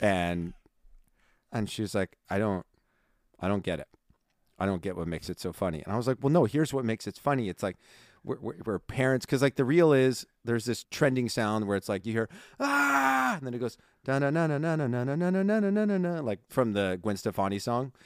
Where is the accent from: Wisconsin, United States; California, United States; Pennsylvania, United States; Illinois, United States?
California, United States; I'm from California